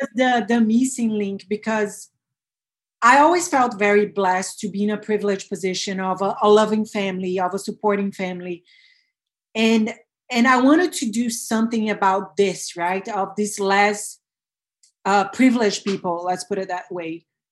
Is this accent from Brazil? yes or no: yes; Brazil; I was born and bred in Brazil